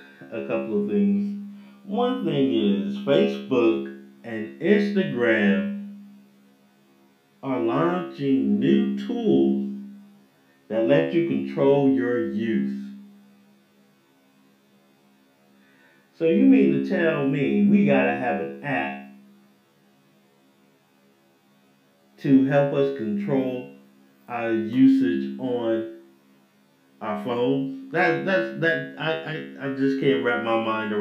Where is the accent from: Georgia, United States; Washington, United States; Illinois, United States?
Georgia, United States; Atlanta; moved away; growing up in Atlanta, when I lived in Atlanta